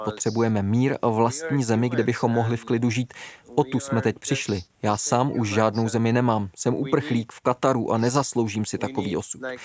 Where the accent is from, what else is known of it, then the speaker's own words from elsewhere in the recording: Kabul, Afghanistan; moved away as an adult; now in Qatar; jsem fotograf a fotožurnalista a pocházím z Kabulu